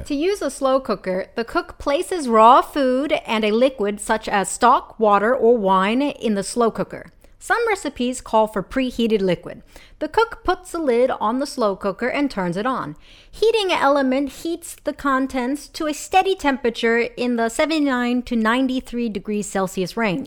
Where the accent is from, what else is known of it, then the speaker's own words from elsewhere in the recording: Philadelphia, Pennsylvania, United States; I'm from Philadelphia